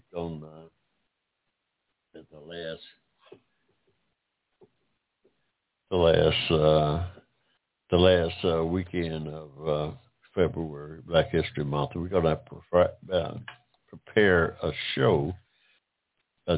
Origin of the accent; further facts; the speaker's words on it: United States; I'm American of African descent, and I say our democracy because my family has been here in this country some six generations dating back to 1784